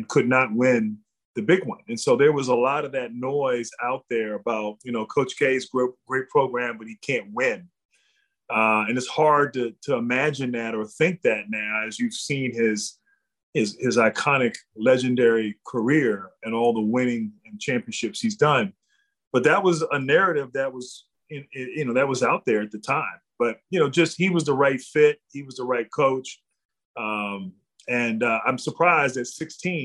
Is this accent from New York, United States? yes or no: no; Reston, Virginia, United States; also born or lived in Dallas, Texas; we moved right before I turned four years old, we moved to DC, and that's where I grew up in Northern Virginia.